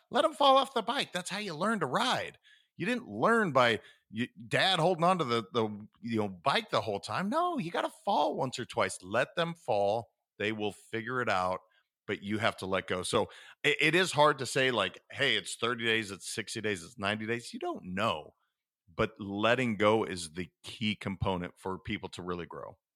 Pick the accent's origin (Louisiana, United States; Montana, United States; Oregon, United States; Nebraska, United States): Montana, United States; I was raised in Montana